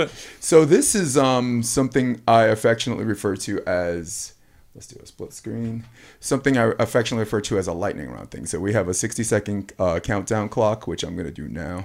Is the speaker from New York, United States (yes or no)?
yes; New York, United States; I'm a New Yorker